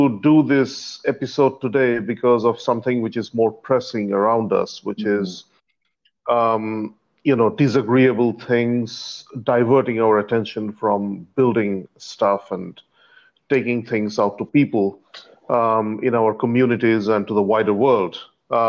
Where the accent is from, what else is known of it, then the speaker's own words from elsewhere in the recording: India; moved away as an adult; now in Singapore; I was born in India and I migrated to Singapore.